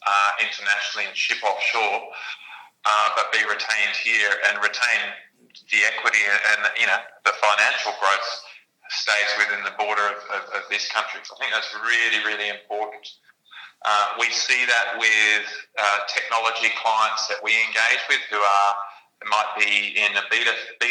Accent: Australia; Australians. We're in a pretty ingenious bunch

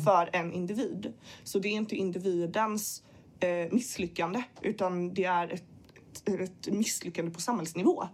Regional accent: Gothenburg, Västra Götaland, Sweden; jag är född i Göteborg.

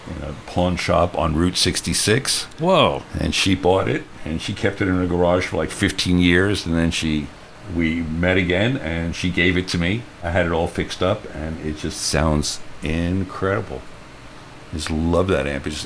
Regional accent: New York City, New York, United States; Flushing, Flushing, Queens. yeah, that's yeah, neighborhood of Queens.

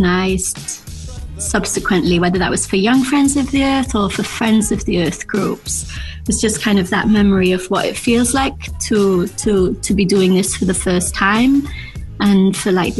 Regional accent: Wales, United Kingdom; moved away as an adult; now in Brussels, Belgium; I'm from Wales originally

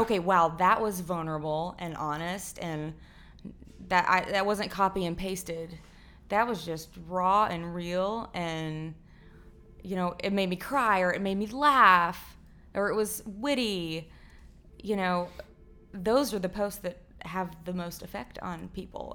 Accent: Fort Worth, Texas, United States; I grew up in Far Worth, Texas

